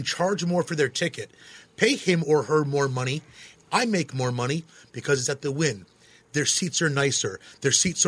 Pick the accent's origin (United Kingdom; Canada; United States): United States; New York; moved away as an adult; also born or lived in Southern Highlands, Las Vegas; now in Las Vegas, United States; Born and raised in New York